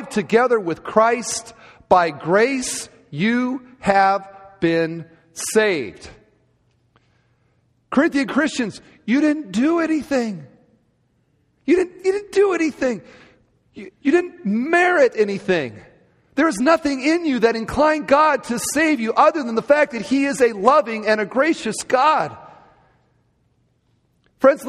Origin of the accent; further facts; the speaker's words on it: Cedar Falls, Iowa, United States; moved away; I grew up in Cedar Falls, Iowa